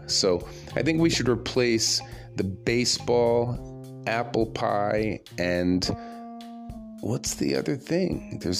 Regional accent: United States; I'm American.

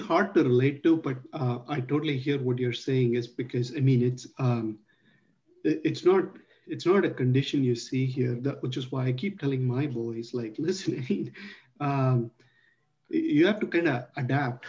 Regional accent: Mumbai, Maharashtra, India; I grew up in Mumbai, Bombay

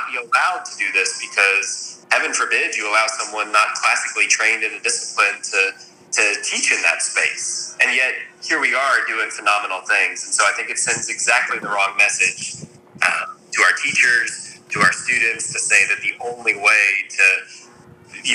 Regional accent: Nashville, Tennessee, United States; now in Richmond, United States; I'm originally from Nashville, Tennessee

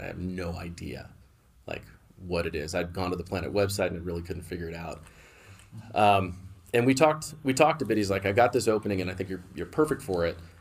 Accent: Bay Area, California, United States; also born or lived in San Diego, California; I was born in San Diego, but, but moved, uh, moved to the Bay Area when I was really young

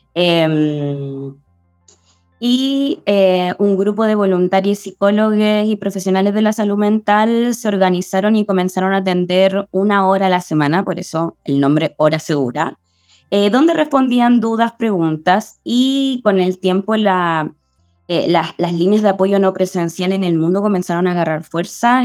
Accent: La Serena, Coquimbo, Chile; now in Santiago, Chile; viví 15 años en La Serena, nací en Santiago, viví 15 años en La Serena y me fui y siempre quise volver a Santiago.

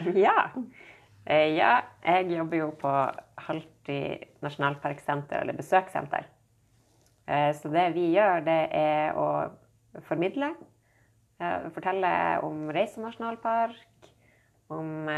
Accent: Nordreisa, Troms, Norway; jeg vokste opp her i Nordreisa

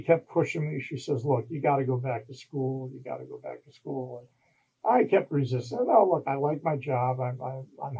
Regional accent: New York, United States; moved away as an adult; also born or lived in Missouri; I was from New York, lived in the city, well, in the city suburbs

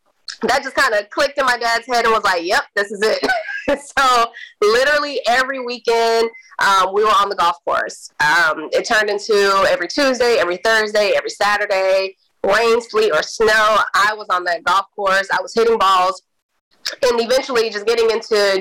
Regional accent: Missouri City, Texas, United States; also born or lived in Houston, Texas; I grew up in Houston, Missouri, by way of Missouri City

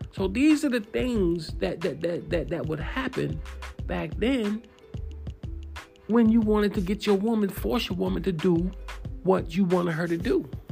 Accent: New York City, New York, United States; I'm from New York City

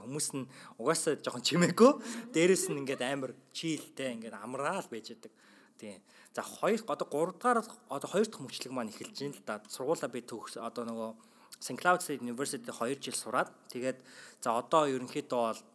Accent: Mongolia; moved away as an adult; Тэглээч би Монголоос ирсэн.

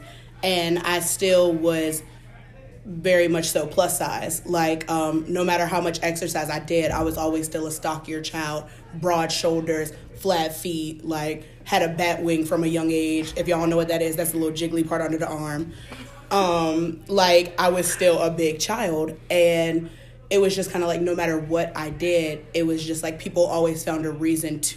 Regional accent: Charles City, Virginia, United States; I'm a junior social work major from Charles City, Virginia

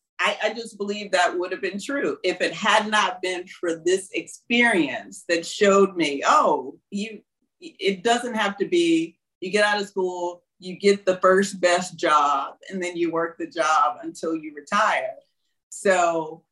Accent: Houston, Mississippi, United States; moved away as an adult; also born or lived in Tupelo, Mississippi / New York City; now in Bangkok, Thailand; from Houston, Mississippi, from my hometown, my tiny hometown

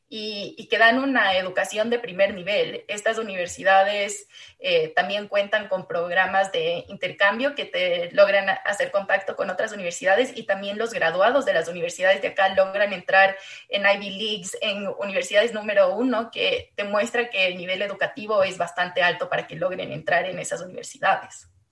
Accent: Ecuador; also born or lived in Chile

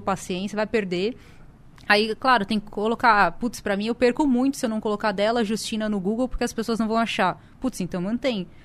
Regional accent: São Paulo, Brazil; eu sou de São Paulo

